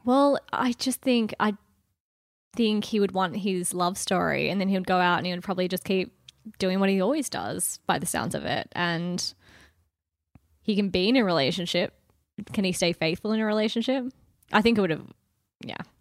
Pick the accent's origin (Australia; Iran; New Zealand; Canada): Australia; Wagga Wagga, New South Wales; Hometowns to Wagga.